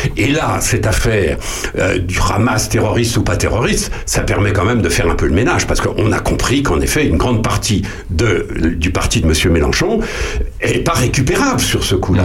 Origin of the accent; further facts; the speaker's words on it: France; nous les Français